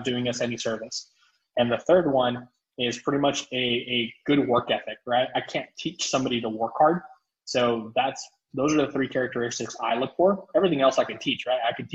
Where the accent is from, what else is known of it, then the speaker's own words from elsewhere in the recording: South Texas, United States; So my hometown just got devastated by Hurricane Hannah.